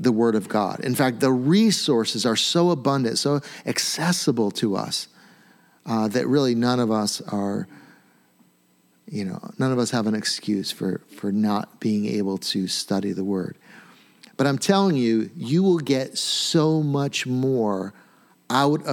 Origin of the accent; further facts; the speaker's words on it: United States; We're very American